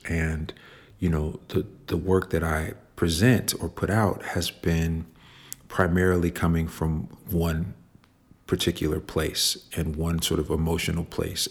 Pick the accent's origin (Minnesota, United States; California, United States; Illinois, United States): Illinois, United States; Chicago; I grew up in Chicago